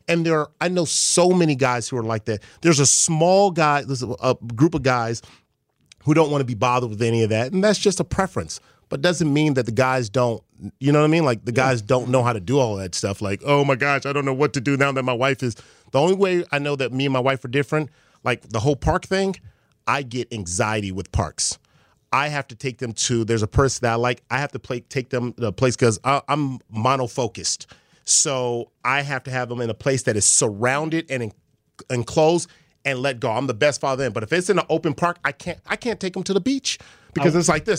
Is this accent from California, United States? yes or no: yes; Los Angeles, California, United States; I'm from Crenshaw. I'm from L.A.